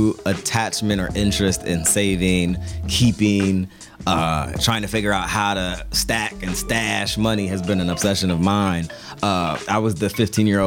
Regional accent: Pasadena, California, United States; now in Washington, D.C., United States; I'm from Pasadena, California, Southern California

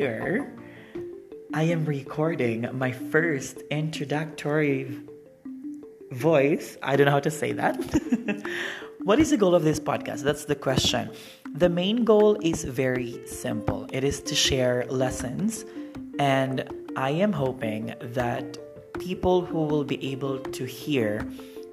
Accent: Philippines; moved away as an adult; also born or lived in Thailand / Indonesia / Japan; now in Cambodia; I am from the Philippines and currently working here in Cambodia

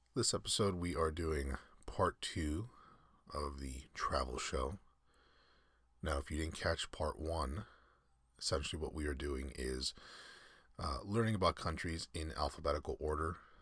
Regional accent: United States; I'm American

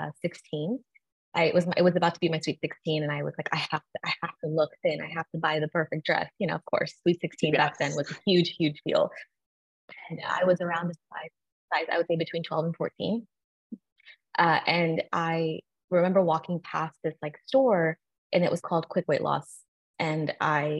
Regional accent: Texas, United States; now in Florida, United States; I am from Texas originally, and I live in Florida now with my husband and my dog

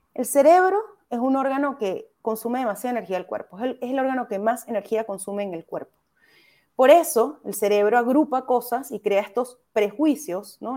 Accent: Caracas, Capital District, Venezuela; moved away as an adult; now in Chile; yo soy venezolana, soy de Caracas soy de Katia específicamente

